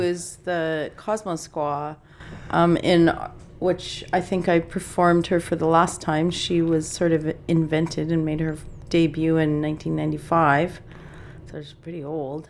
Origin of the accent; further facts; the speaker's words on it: Saskatchewan, Canada; growing up in Saskatchewan